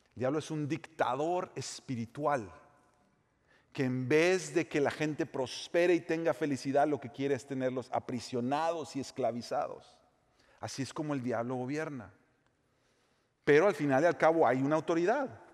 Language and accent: Spanish; Mexico; moved away as an adult; now in United States; Yo nací en México, me crié en México, amo México